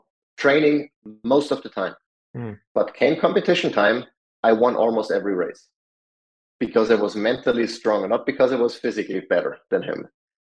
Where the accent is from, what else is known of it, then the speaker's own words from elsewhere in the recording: Salzburg, Austria; moved away as an adult; now in United States; Salzburg, when my hometown